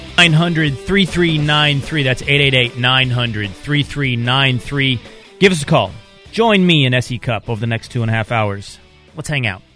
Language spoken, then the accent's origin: English; Texas, United States; the music of my childhood growing up in Texas